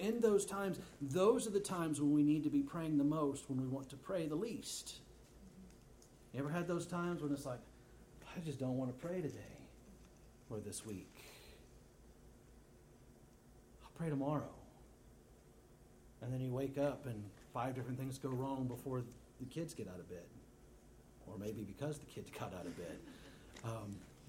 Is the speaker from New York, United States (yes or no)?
no; Texas, United States; I'm from Texas